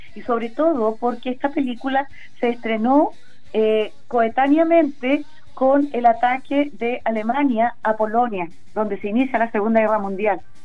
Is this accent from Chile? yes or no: yes; Ancud, Los Lagos, Chile; moved away as an adult; now in Curicó, Chile; Chilota, nacida, criada en Chiloé y después ya me quedé, llevo más de 20 años viviendo